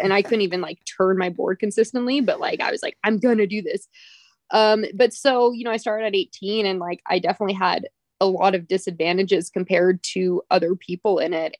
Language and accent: English; Redwood City, California, United States; also born or lived in Lake Tahoe, California; I was born and raised in Redwood City